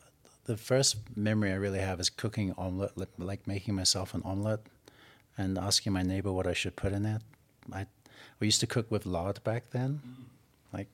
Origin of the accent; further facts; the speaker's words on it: England, United Kingdom; Growing up in England, our holidays were going camping over to southern France and Normandy